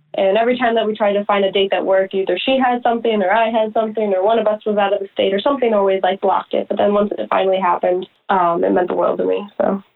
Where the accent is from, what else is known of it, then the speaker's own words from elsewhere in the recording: Chicago, Illinois, United States; we're like obviously from Chicago, so we're used to like rainy and cold and gross